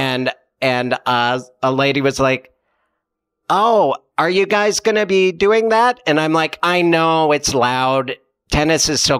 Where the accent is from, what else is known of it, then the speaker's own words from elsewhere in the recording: Montana, United States; moved away; also born or lived in California; I was a nervous, over anxious Montana kid that knew I was born in California